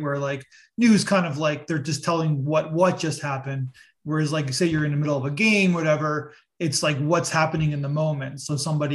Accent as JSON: {"language": "English", "town": "Toronto", "region": "Ontario", "country": "Canada", "said": "I'm from Toronto."}